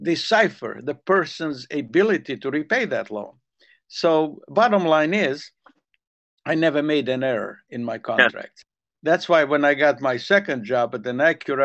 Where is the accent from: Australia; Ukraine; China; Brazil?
Ukraine; Zakarpattia Oblast; first language Hungarian; English is a second language; moved away as an adult; also born or lived in Los Angeles, United States; now in Santa Monica, United States; my mother tongue, Hungarian.